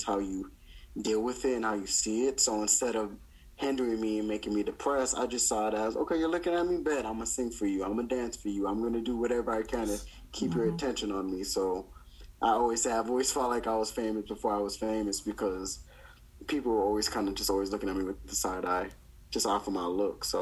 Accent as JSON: {"language": "English", "town": "Downey", "region": "California", "country": "United States", "tie": "born or raised there", "said": "I grew up in Downey"}